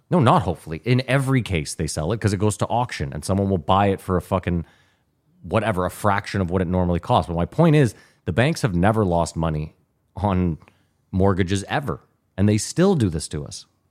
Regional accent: Canada; now in United States

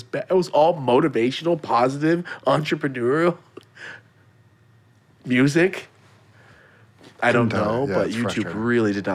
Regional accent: Merced, California, United States; moved away as an adult; also born or lived in Los Angeles; I come from Merced. I still lived in Merced when I went there

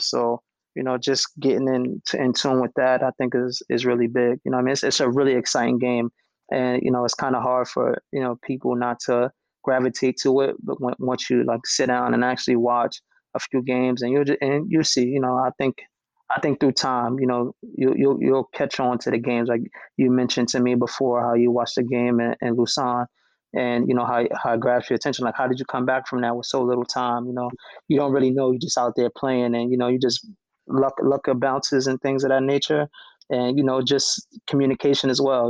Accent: New York City, New York, United States; I grew up I grew up in New York City

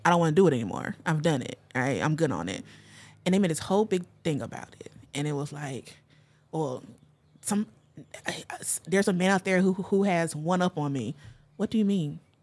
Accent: North Carolina, United States; I grew up in the South in of North Carolina in a very religious family.

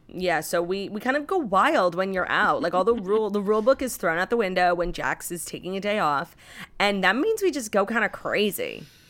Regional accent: New York City, New York, United States; new places in my hometown.

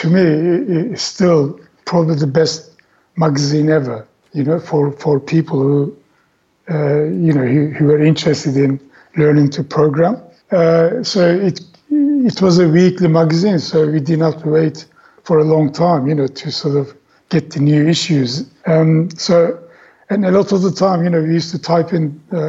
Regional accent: Turkey; English is a second language; moved away as an adult; having come from Turkey, you know, English wasn't my native language and I was still learning it

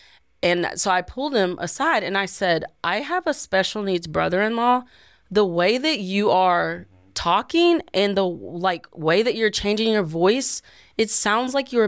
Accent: Tennessee, United States; I'm from Tennessee, so.

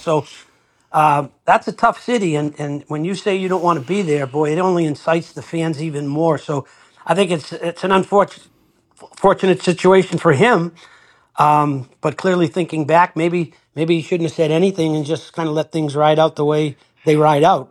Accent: Winthrop, Massachusetts, United States; I'm from Winthrop

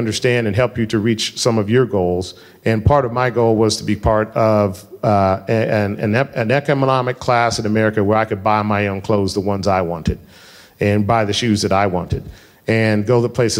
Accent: Denver, Colorado, United States; I grew up in Colorado

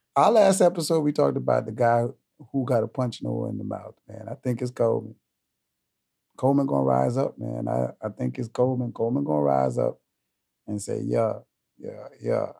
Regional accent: Bahamas; I'm from the Bahamas

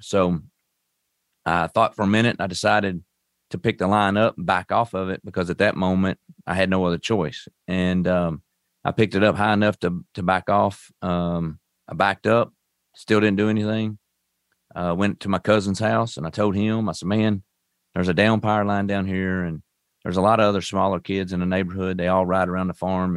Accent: Owensboro, Kentucky, United States; I'm from Owensboro, Kentucky. uh, right on Western Kentucky, basically. Um, I was raised up on a farm

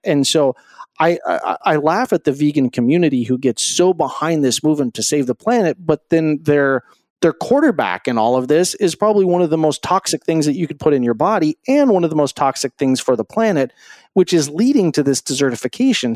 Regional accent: Greeley, Colorado, United States; I grew up in Greeley, Colorado

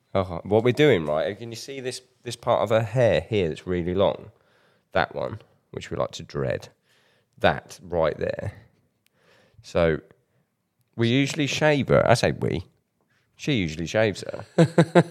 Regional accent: United Kingdom; as a Brit

